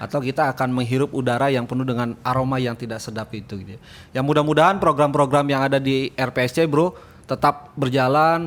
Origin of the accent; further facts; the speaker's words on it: Depok, West Java, Indonesia; Saya Depok